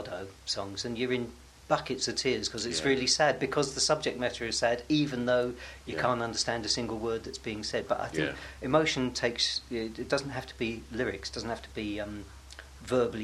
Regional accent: Hornchurch, London, United Kingdom; now in London, United Kingdom; I was brought up in Hornchurch, Essex

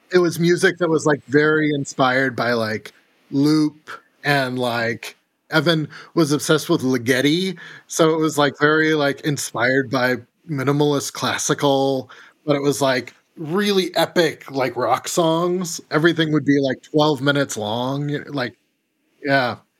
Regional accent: Corvallis, Oregon, United States; I grew up in Corvallis, which is, like, where Oregon State is.

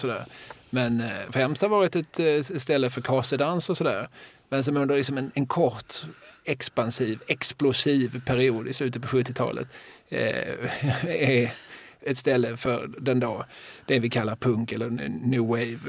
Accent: Eslöv, Skåne, Sweden; när jag var ung och bodde i Eslöv

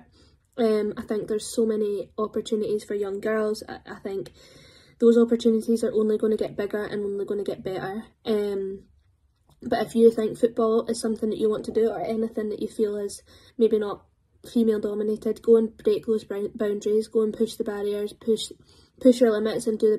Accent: Dunblane, Scotland, United Kingdom; I'm from Dunblane, so we're a tennis town

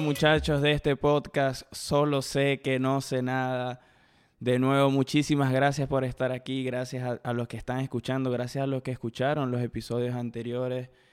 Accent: eastern shore of Lake Maracaibo, Zulia, Venezuela; moved away; de donde soy yo, de, bueno, de la costa oriental del lago

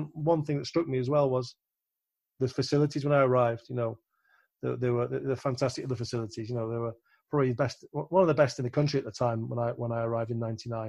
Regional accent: Yorkshire and the Humber, United Kingdom; But what it was for me was a family decision because I'm from Yorkshire.

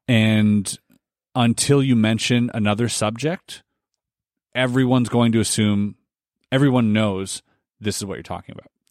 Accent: Canada; we are Canadian and we have, uh, leaders here

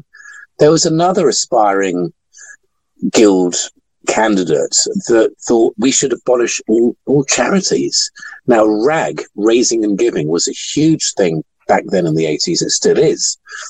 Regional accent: London, United Kingdom; I was born in Lambeth Hospital in 1970, and I lived with my parents in Bedford Road in Brixton.

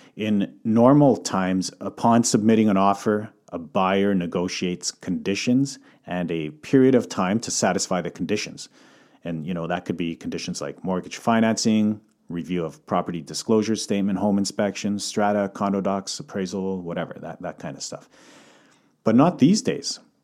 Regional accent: Calgary, Alberta, Canada; moved away as an adult; also born or lived in Croatia (heritage); now in Vancouver, Canada; coming from Calgary, born and raised in Calgary

